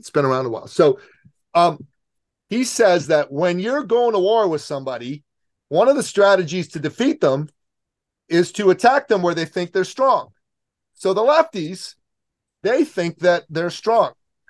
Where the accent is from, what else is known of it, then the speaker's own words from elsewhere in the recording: Canada; Even though I'm a Canadian, I'm the most American Canadian you're going to meet.